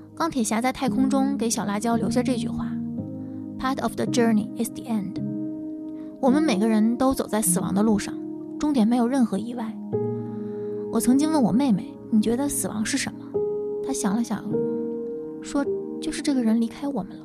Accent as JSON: {"language": "Chinese", "region": "Tianjin", "country": "China", "moved": "yes", "lives_now": "Beijing, China", "said": "来自天津，现居北京"}